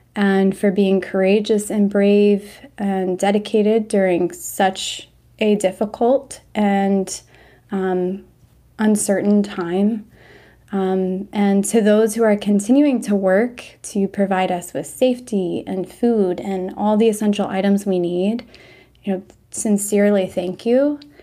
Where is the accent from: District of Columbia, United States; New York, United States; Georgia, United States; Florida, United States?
District of Columbia, United States; Washington; now in Austin, United States; I'm originally from Washington, D C, metro area, but I currently live in Austin, Texas